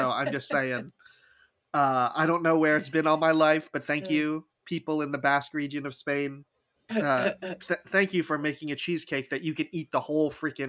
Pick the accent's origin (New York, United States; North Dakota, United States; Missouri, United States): New York, United States; I'm a New Yorker